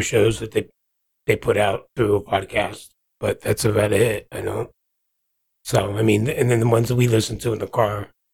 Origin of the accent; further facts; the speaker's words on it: New Jersey, United States; moved away as an adult; now in Kansas, United States; born and raised in New Jersey